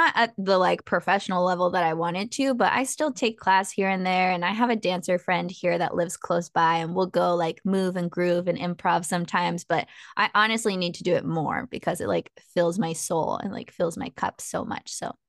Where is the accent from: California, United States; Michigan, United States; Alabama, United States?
California, United States; San Diego; also born or lived in San Marcos, California / Mexico (family ancestry); I'm from San Diego, so Southern California.